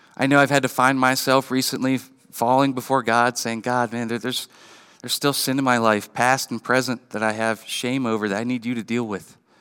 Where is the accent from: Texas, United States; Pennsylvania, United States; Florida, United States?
Pennsylvania, United States; Western; growing up in Western P